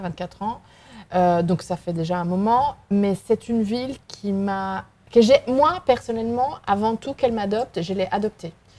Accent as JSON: {"language": "French", "town": "Vigo", "region": "Galicia", "country": "Spain", "also_born_or_lived": "Mexico", "second_language": "French", "moved": "as an adult", "lives_now": "Lyon, France", "said": "je suis espagnole, je suis galicienne"}